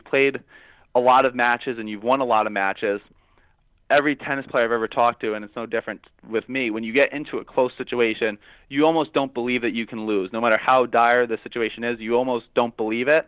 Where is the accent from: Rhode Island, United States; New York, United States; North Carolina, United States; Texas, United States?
Rhode Island, United States; I grew up in Rhode Island. I grew up playing on indoor tennis